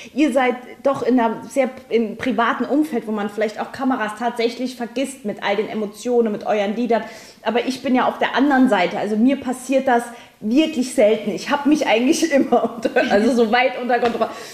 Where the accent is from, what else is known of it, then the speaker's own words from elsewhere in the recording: Saarland, Germany; bei uns im Saarland